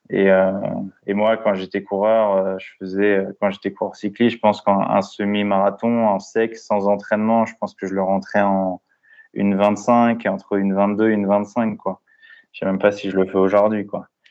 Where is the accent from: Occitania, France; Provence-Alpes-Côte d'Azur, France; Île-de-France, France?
Île-de-France, France; La Courneuve; also born or lived in Brittany; je suis originaire de Bretagne, mais j'ai été élevé dans le quartier populaire à La Courneuve, donc à, côté de Saint-Denis, à côté de Paris